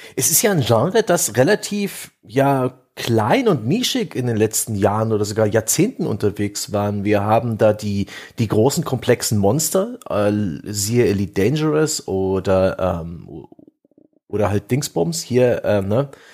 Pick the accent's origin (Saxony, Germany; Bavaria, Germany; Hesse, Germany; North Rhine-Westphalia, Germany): Saxony, Germany; Saxon Switzerland; es eben auch meine Heimat ist